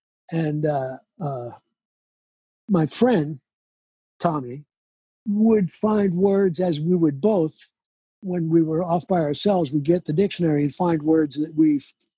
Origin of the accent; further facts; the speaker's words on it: Roslyn, Pennsylvania, United States; Well, shucks, we moved to Roslyn, and then I went to St. Luke's in Glenside for my first couple of years of school.